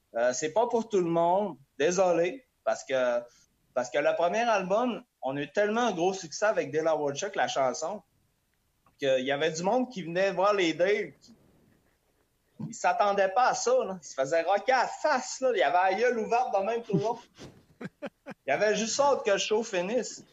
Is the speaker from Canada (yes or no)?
yes; Quebec, Canada; On vient du Lac-Saint-Jean